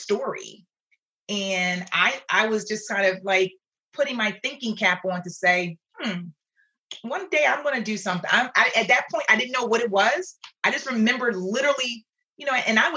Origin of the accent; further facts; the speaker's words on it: Philadelphia, Pennsylvania, United States; I grew up in Philadelphia